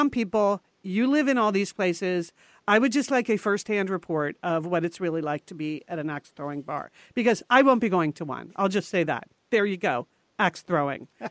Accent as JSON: {"language": "English", "region": "Connecticut", "country": "United States", "tie": "born or raised there", "said": "we grew up in Connecticut"}